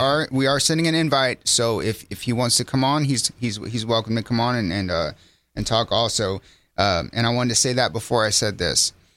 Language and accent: English; Center Point, Texas, United States; the way I grew up in Center Point